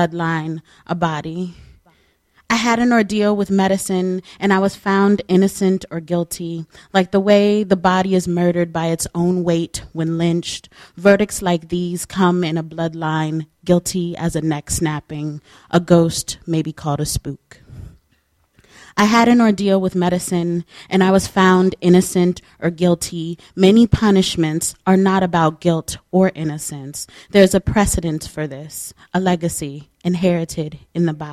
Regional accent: Los Angeles, California, United States; moved away; also born or lived in East Coast (birthplace, 'here'); I was born here, but I was raised in the Los Angeles area.

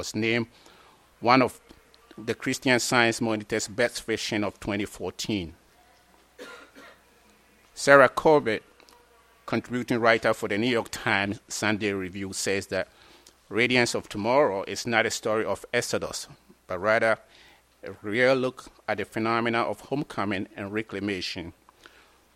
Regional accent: Ghana; now in United States; I'm from West Africa also, Ghana.

